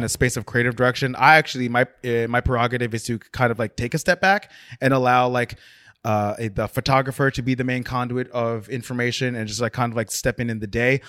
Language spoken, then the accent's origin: English; South Orange, New Jersey, United States; Grew up in South Orange, New Jersey.